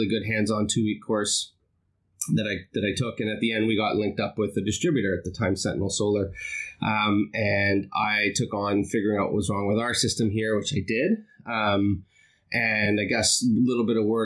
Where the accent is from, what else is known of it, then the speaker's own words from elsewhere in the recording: Toronto, Ontario, Canada; I'm originally from Toronto, which is still my home today